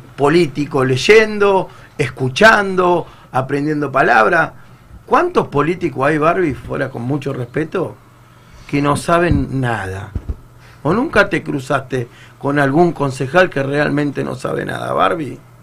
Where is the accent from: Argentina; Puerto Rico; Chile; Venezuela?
Argentina; also born or lived in Tres de Febrero, Buenos Aires; todos somos argentinos